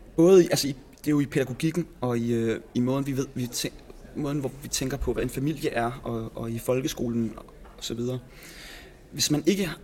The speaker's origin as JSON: {"language": "Danish", "area": "Copenhagen's western suburbs", "region": "Capital Region of Denmark", "country": "Denmark", "tie": "born or raised there", "said": "Københavns Vestegn, hvor jeg er vokset op"}